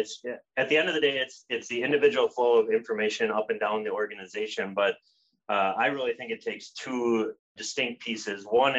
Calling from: Minneapolis, Minnesota, United States; Calling in from sunny Minneapolis, Minnesota.

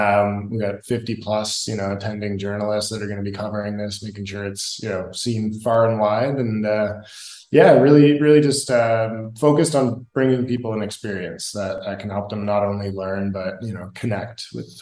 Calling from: Medellin, Antioquia, Colombia; I'm calling in from Medellin, Colombia today. I'm at a buddy's house here and spending a month here

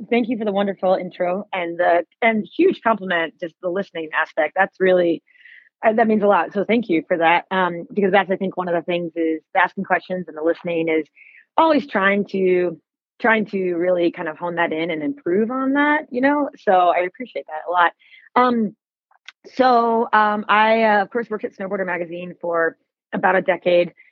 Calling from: Government Camp, Oregon, United States; I'm I'm calling in from Govy right now because it is nuking

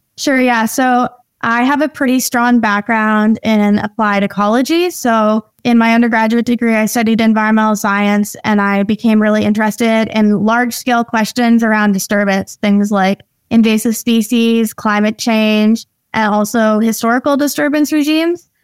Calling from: North Vancouver, British Columbia, Canada; I'm calling in from my home office in North Vancouver

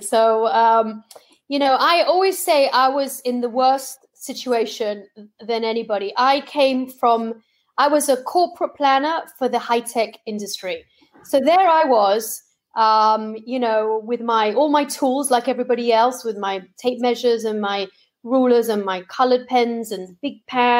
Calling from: Tel Aviv, Tel Aviv District, Israel; I'm actually in Tel Aviv, Israel, believe it or not.

